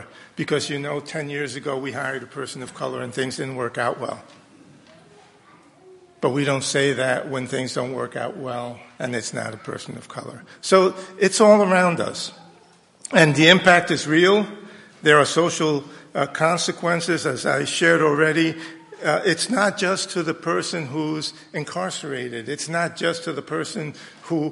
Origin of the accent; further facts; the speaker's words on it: New York City, New York, United States; I grew up in New York City in integrated schools